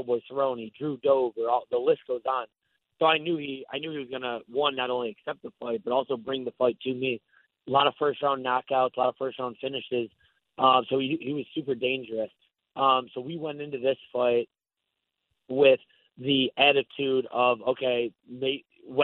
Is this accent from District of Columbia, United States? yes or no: no; Buffalo, New York, United States; moved away as an adult; now in Tampa, United States; I grew up in Buffalo and I've lived in Tampa the last 10 years